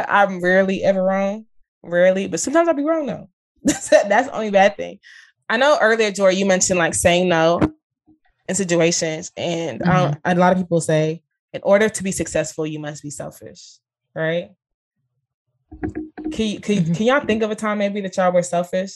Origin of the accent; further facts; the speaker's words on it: Dallas, Texas, United States; I'm born and raised in Dallas